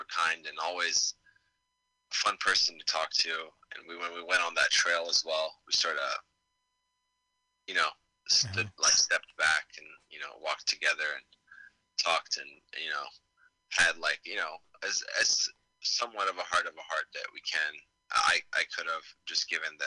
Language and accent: English; Damascus, Damascus Governorate, Syria; moved away; I'm from Damascus